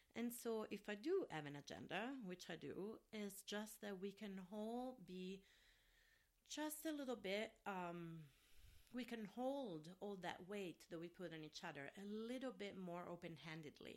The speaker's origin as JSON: {"language": "English", "town": "Rome", "region": "Lazio", "country": "Italy", "second_language": "English", "moved": "yes", "lives_now": "Minneapolis, United States", "said": "I'm from Rome, Italy, so in the area where I'm from originally"}